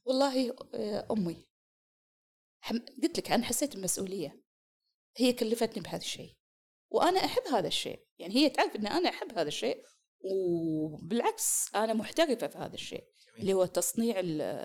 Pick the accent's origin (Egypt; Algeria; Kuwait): Kuwait; moved away as an adult; now in Eastern Province, Saudi Arabia; انا والدتي من الكويت